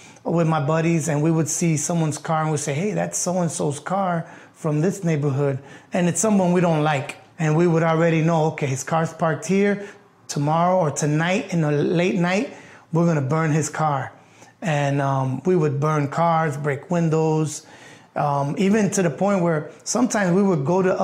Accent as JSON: {"language": "English", "town": "Chicago", "region": "Illinois", "country": "United States", "tie": "born or raised there"}